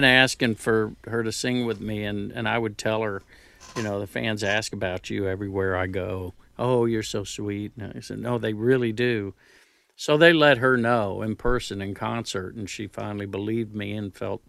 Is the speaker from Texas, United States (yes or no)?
yes; Houston, Texas, United States; accent: New Jersey; also born or lived in New Jersey; Three of us were born in New Jersey, and then she would go back to Houston. And so I grew up in Houston, but I kept the Jersey accent.